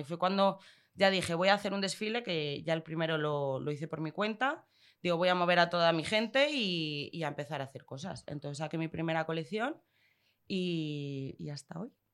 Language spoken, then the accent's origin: Spanish; León, Castile and León, Spain; moved away as an adult; also born or lived in Madrid / London